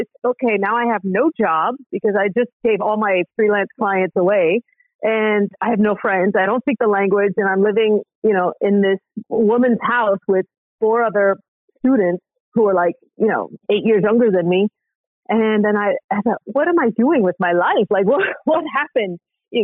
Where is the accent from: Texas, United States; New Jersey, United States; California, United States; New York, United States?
California, United States; moved away as an adult; also born or lived in Paris; now in Florence, Italy; I'm originally from California.